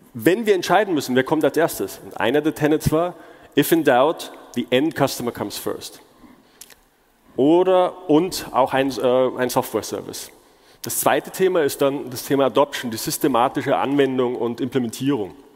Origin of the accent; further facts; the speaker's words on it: Munich, Bavaria, Germany; moved away as an adult; also born or lived in China / Seattle; ich bin, wie der Name schon sagt, gebürtiger Münchner